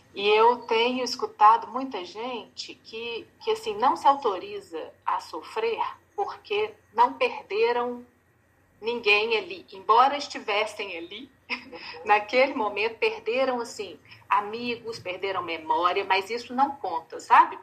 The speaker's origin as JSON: {"language": "Portuguese", "town": "Belo Horizonte", "region": "Minas Gerais", "country": "Brazil", "said": "eu sou de Belo Horizonte"}